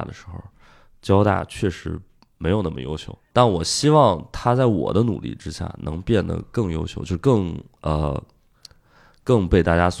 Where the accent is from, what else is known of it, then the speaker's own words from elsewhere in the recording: Shijiazhuang, Hebei, China; moved away as an adult; also born or lived in Shanghai; 然后在北京离家也比较近，我是河北人嘛，